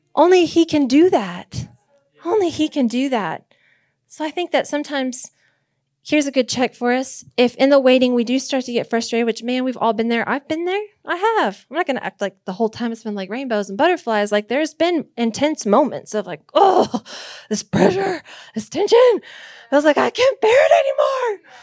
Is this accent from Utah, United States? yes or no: no; Nebraska, United States; I was born in Nebraska.